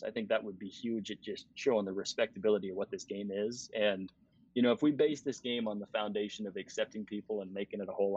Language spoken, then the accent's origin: English; Denver, Colorado, United States; growing up in Denver